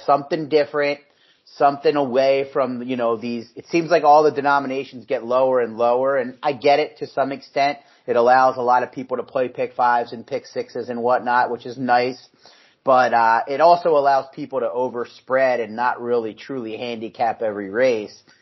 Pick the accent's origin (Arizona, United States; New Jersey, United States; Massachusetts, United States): New Jersey, United States; southern; moved away; I grew up in New Jersey